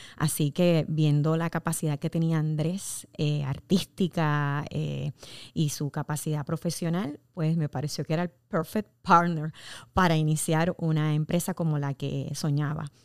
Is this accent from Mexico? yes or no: no; Puerto Rico; como puertorriqueños estamos, somos una empresa netamente puertorriqueña